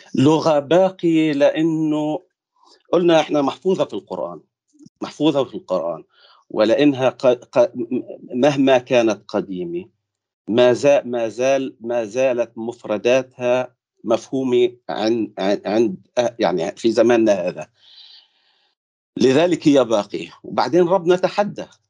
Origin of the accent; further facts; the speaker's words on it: Palestine; accent: Palestinian; first language Arabic; moved away; اللهجه العربيه اللي انا بحكيها كفلسطيني ابن مخيم